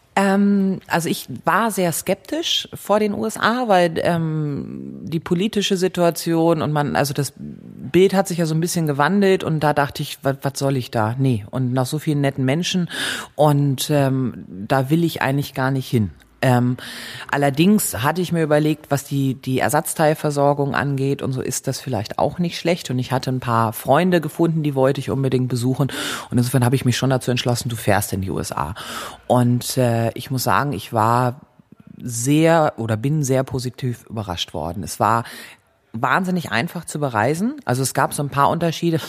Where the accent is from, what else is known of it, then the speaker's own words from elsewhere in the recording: Germany; ich komme aus Deutschland und ich bin 30, 29 Jahre alt